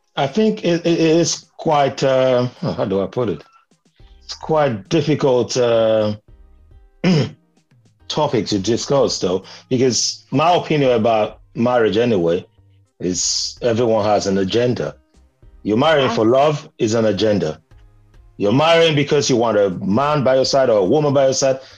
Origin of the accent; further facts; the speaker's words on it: Benin City, Edo, Nigeria; moved away; Although I grew up in Benin, where uh, my first language is meant to be Edo or Ishan, but I don't speak both.